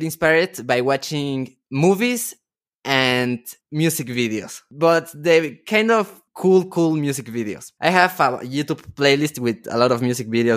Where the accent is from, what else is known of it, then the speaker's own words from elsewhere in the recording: Mexico; I am from Mexico